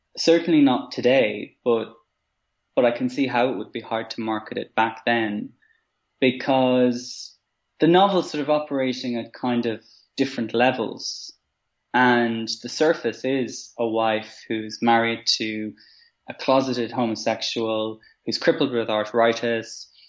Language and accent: English; Maynooth, Leinster, Ireland; growing up in Maynooth, where I grew up